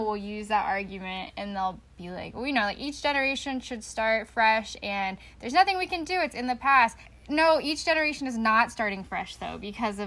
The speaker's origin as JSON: {"language": "English", "region": "Appalachia", "country": "United States", "said": "I'm from Appalachia"}